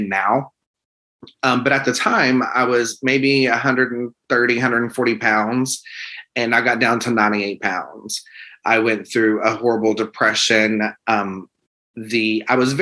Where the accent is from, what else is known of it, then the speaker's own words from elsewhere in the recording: the South, United States; I am an open gay man and I am from the South